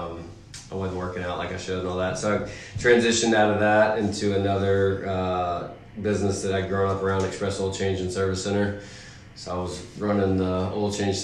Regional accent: Birmingham, Alabama, United States; moved away as an adult; also born or lived in Clemson, South Carolina; now in Charlotte, United States; I grew up in Birmingham, Alabama

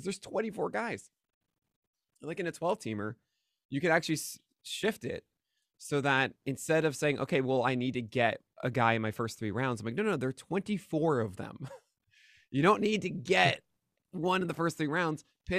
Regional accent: Brooklyn, New York, United States; It was like a block or two away from where I grew up in Park Slope.

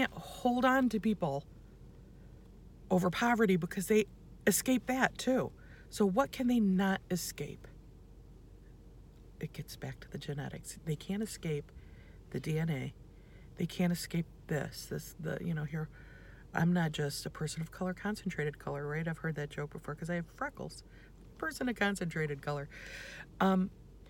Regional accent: United States; first language English; I'm born in the United States. I'm an American. I speak English. That's my first language

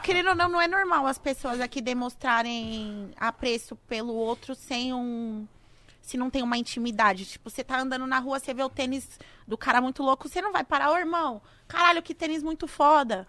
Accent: Brazil; Eu saí do Brasil

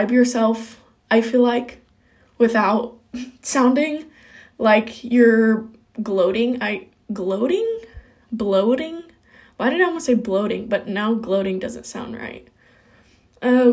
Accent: Kokomo, Indiana, United States; I'm from Kokomo, Indiana.

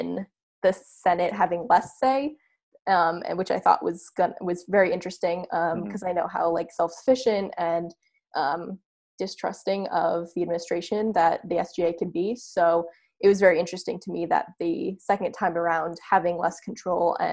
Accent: New Hampshire, United States; my hometown in New Hampshire

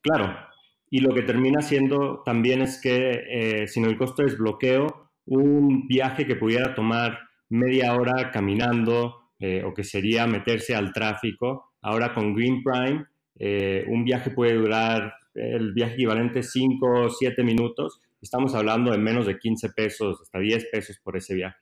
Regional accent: Monterrey, Nuevo León, Mexico; moved away as an adult; also born or lived in United States / San Francisco; yo crecí en Monterrey

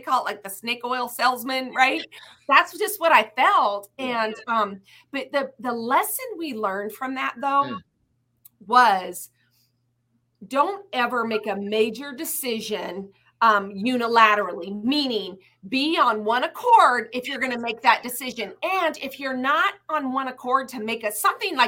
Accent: United States; also born or lived in Indianapolis; I'm an American, I'm a Christian

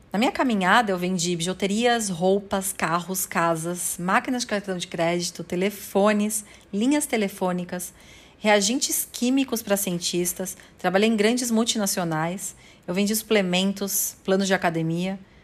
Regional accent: São Paulo, Brazil; Eu nasci em São Paulo, no bairro do Tatuapé, e até os 4 anos de idade eu fui criada pela minha mãe solteira e pela minha avó

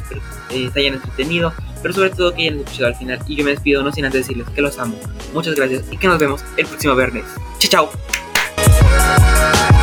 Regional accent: Mexico

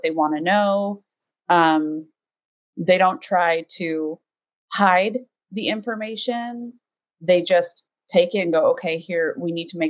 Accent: United States; as an American

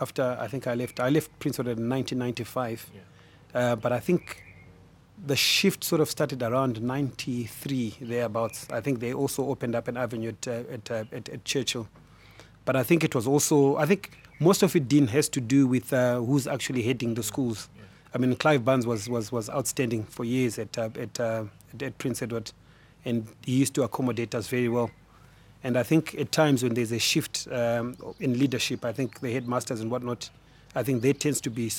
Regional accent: Harare, Zimbabwe; I grew up in Highfield.

